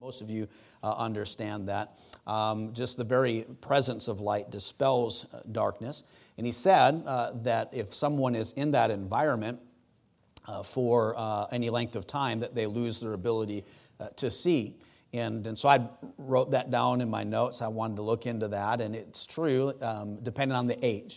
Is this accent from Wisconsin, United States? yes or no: yes; Wisconsin, United States; I grew up in Wisconsin on Lake Superior